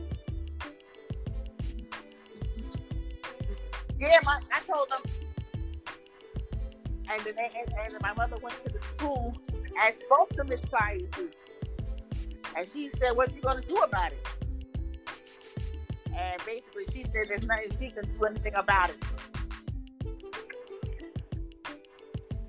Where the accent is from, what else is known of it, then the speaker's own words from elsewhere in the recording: New York City, New York, United States; Growing up in Castle Hill Projects